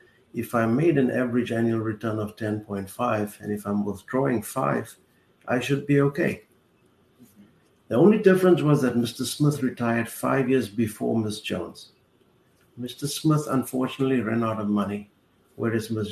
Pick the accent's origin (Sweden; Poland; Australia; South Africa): South Africa; moved away as an adult; now in Fort Lauderdale, United States; I grew up in South Africa during apartheid.